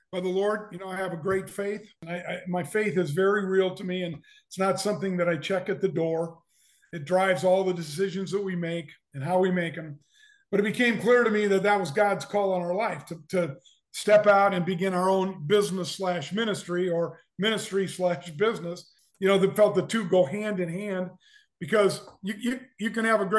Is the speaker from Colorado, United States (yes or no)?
no; Omaha, Nebraska, United States; also born or lived in Lincoln, Nebraska; I grew up in Omaha and came to Lincoln in the fall of 74 to go to the university